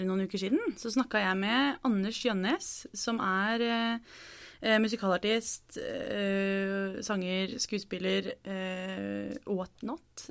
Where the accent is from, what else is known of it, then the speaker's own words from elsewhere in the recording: Norway; jeg er fra Norge